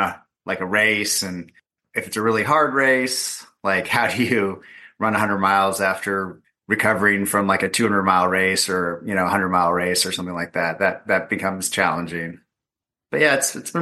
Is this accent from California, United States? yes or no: yes; Southern California, United States; I'm from Southern California